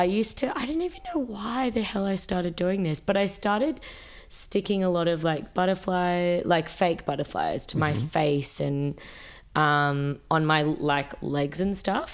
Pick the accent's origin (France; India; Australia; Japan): Australia; Sydney, New South Wales; moved away as an adult; also born or lived in New York; now in Melbourne, Australia; I grew up in Sydney.